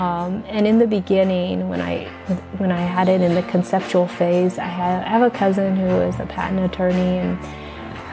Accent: Los Angeles, California, United States; now in Portland, United States; born and raised in Los Angeles to first generation parents

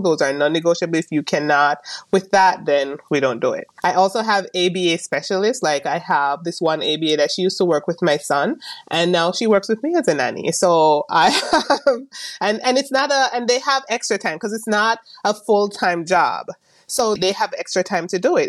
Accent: Jamaica; moved away as an adult; also born or lived in Maryland, United States; now in California, United States; I am originally from Jamaica. I came here a few years ago

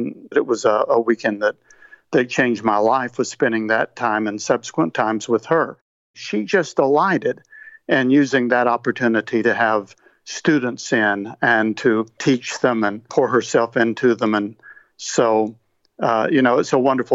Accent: East Tennessee, United States; I was born in East Tennessee, right on the Tennessee-North Carolina border. My parents both loved the Lord

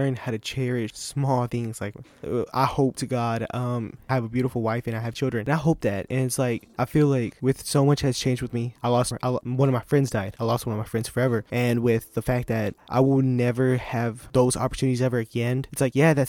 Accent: United States; it's a small country town, and it's Franklin County

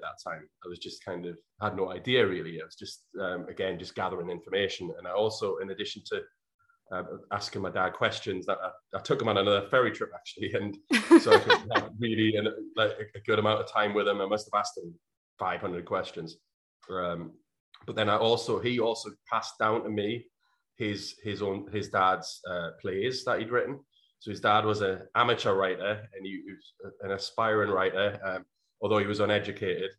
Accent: North Shields, North East England, United Kingdom; my hometown, which at the time was North Shields, which is a small town outside of uh, the city of Newcastle in England

